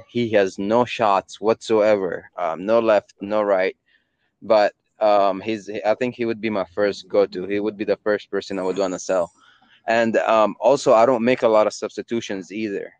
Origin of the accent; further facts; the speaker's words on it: Yemen; I'm from Yemen